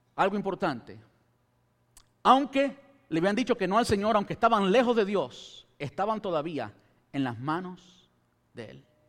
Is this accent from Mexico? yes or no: no; Cuba; este cubano